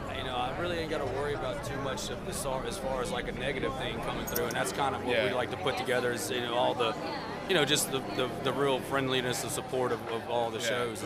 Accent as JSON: {"language": "English", "town": "Slidell", "region": "Louisiana", "country": "United States", "said": "I'm from Slidell. I just came over here to come check it out and see what's going on."}